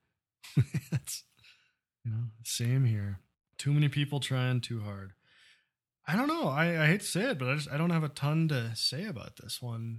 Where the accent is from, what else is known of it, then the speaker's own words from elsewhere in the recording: Midwest, United States; still live in a small town in the Midwest